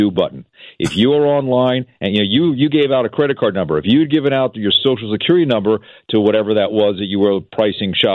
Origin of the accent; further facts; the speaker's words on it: East Coast, United States; now in Seattle, United States; I grew up on the East Coast